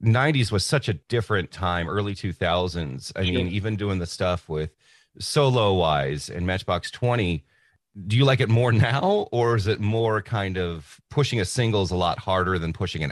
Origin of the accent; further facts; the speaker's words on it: Florida, United States; I remember growing up in Florida